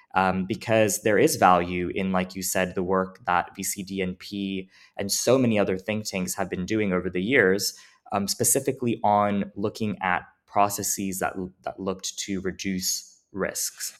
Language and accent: English; United States; also born or lived in New Jersey; I'm a first generation American